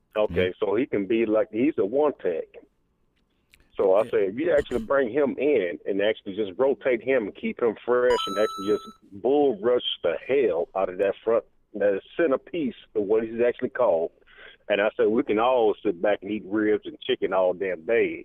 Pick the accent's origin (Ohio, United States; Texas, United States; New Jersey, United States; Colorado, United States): Texas, United States; Houston; now in Kansas City, United States; I was from Houston. I'm originally from Houston